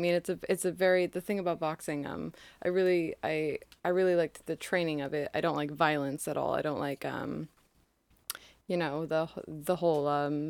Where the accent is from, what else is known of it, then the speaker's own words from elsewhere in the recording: Portland, Maine, United States; Yes. Portland, Maine.